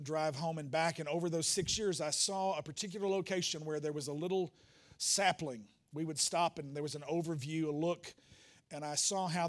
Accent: the Bible Belt South, United States; we grew up in the Bible Belt South

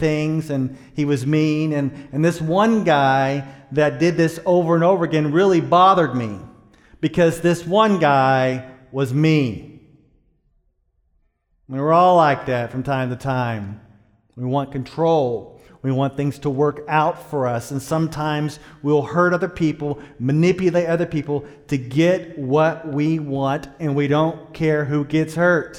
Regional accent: Dallas, Texas, United States; I grew up in Dallas, Texas, in a place called Pleasant Grove.

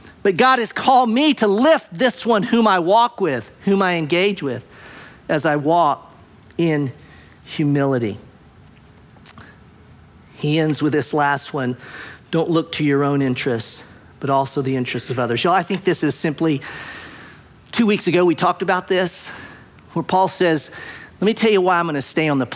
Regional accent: United States; I'm American, half Japanese, American

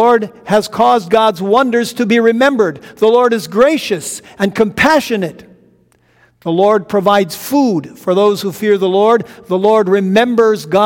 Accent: North Dakota, United States; I saw my home state of North Dakota. Then I zoomed in farther and saw my little tiny hometown. And then I zoomed in and zoomed in and zoomed in until I saw the roof of the very house where I grew up, way out in the country

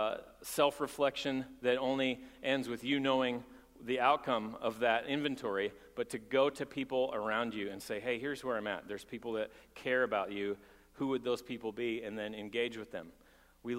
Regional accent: Texas, United States; I'm from Texas, and people pull up their bootstraps in Texas

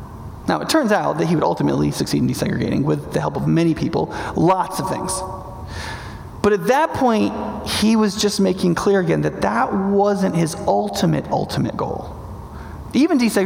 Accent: Northern New York, United States; I grew up in Northern New York

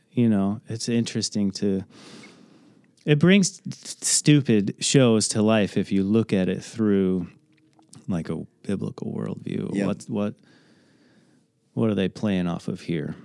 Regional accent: Andalusia, Illinois, United States; also born or lived in California; I grew up in Andalusia, so Rockridge High School is a conglomerate of all the little towns around okay. Edgington, Illinois

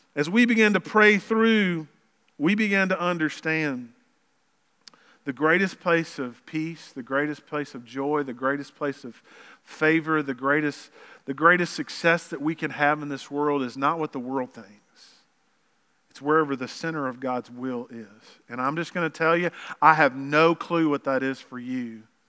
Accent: Lower Arkansas, United States; we grew up in Lower Arkansas

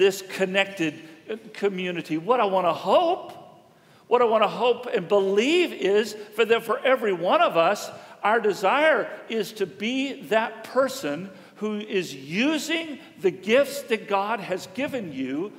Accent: Houston, Texas, United States; we both grew up in Houston

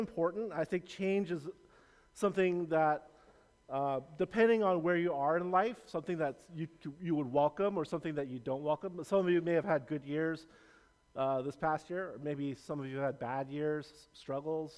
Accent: Los Angeles, California, United States; also born or lived in San Francisco Bay Area, California; I was born in the Bay, but raised in LA.

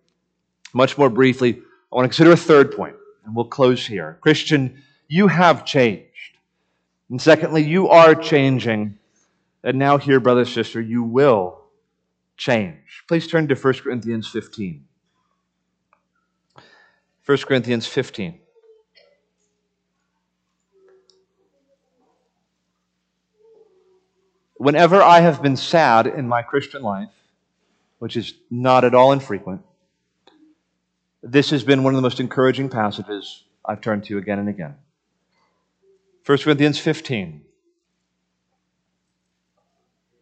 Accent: Miami, Florida, United States; moved away; growing up in the city and growing up in Miami and never owning a home

